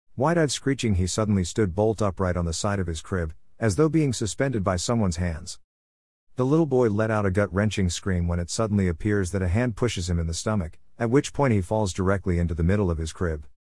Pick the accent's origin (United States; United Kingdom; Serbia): United Kingdom; England; also born or lived in Farnham, Surrey; Growing up in England